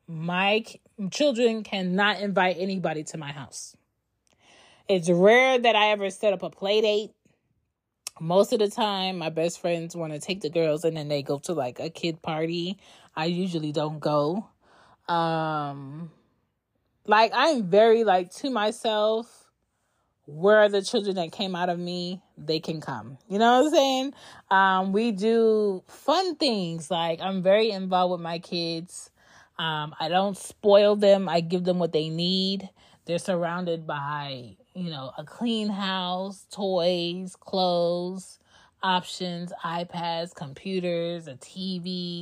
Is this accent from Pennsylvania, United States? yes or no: yes; Philadelphia, Pennsylvania, United States; I'm from Philly, but I don't have Philly characteristics.